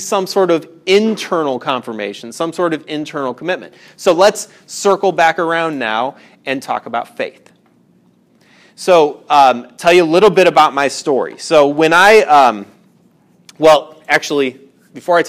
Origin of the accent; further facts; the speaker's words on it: Indiana, United States; I grew up in Indiana, a lot of industry where I grew up.